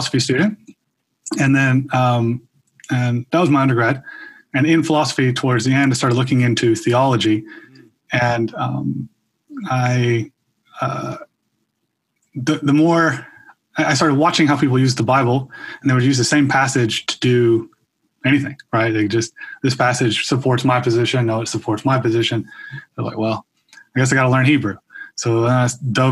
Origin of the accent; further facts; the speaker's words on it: Minneapolis, Minnesota, United States; also born or lived in the South (US); So I grew up mostly in Minneapolis, a little bit in the South. My family's from there